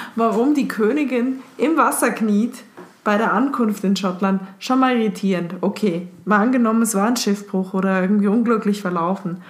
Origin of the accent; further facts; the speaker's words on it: Switzerland; ich als Schweizerin